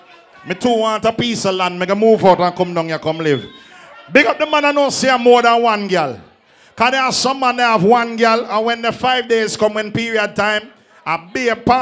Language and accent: English; Antigua & Barbuda; I come from Antigua.